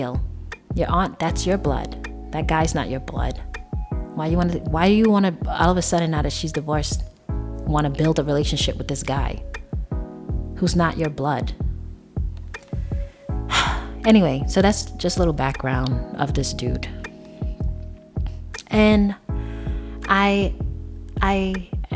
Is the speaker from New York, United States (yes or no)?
yes; New York, United States; moved away; I'm from New York